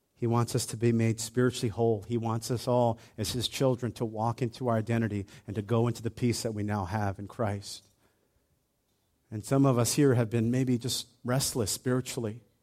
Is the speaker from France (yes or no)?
no; Hawaii, United States; when I was a kid, I grew up in Hawaii